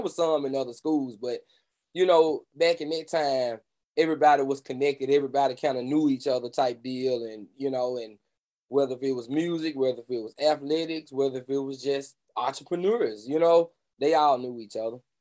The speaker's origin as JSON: {"language": "English", "town": "Memphis", "region": "Tennessee", "country": "United States", "tie": "born or raised there", "said": "I grew up in the great city of Memphis, Tennessee, home of the blues, birthplace of rock and roll"}